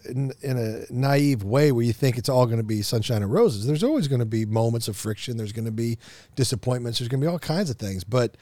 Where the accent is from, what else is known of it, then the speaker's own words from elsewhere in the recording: Kansas City, Missouri, United States; moved away; I'm from Kansas City originally.